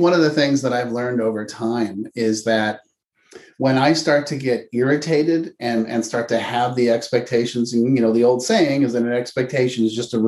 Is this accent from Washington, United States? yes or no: no; Palo Alto, California, United States; I grew up in Palo Alto, California